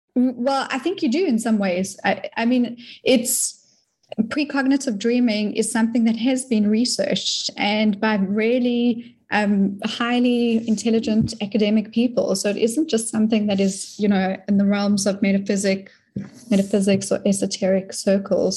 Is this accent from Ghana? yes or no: no; South Africa; moved away as an adult; now in Florida, United States; I'm from South Africa, very new to the States